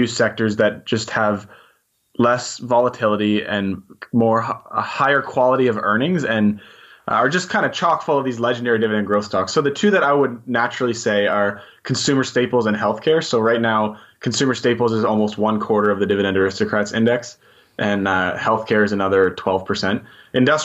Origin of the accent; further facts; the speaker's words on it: New Brunswick, Canada; I'm Canadian too. I was born and raised in New Brunswick, so give a shout out to the small giant on the East Coast